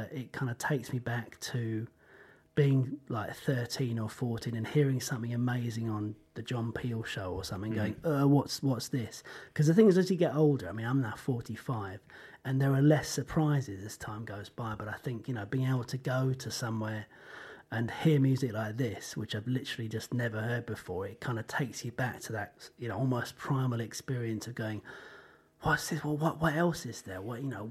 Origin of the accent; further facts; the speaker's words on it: England, United Kingdom; myself being English